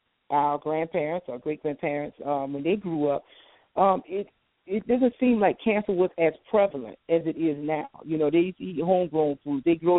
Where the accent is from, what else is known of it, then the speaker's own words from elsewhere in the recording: the South, United States; I'm from the South. I know about every type of country food that you want to dream about, born and raised.